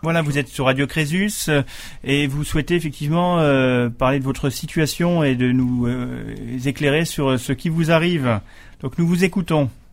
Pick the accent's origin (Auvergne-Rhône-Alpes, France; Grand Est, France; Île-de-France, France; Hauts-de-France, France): Grand Est, France; Alsace; chez nous, en Alsace